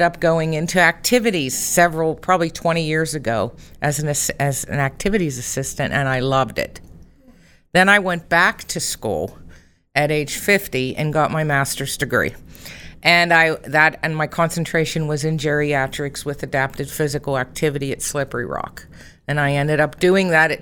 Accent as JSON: {"language": "English", "town": "Rochester", "country": "United States", "tie": "born or raised there", "said": "I am a Rochester native, and I grew up in the Congregation of Grace Lutheran Church in Rochester"}